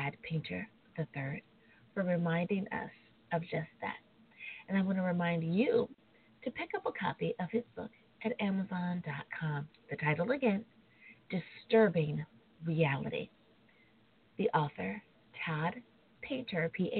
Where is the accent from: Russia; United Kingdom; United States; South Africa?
United States; my home country, the United States of America.